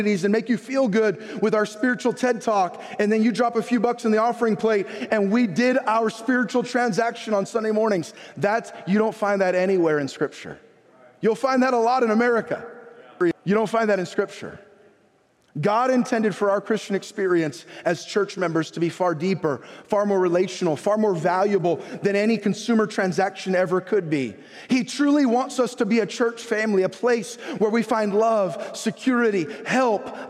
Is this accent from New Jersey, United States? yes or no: no; San Jose, California, United States; I was born in San Jose, California, Good Samaritan Hospital